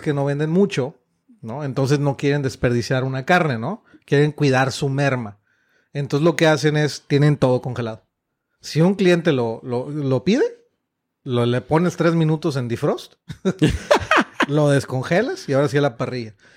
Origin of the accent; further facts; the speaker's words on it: Mexico; somos mexicanos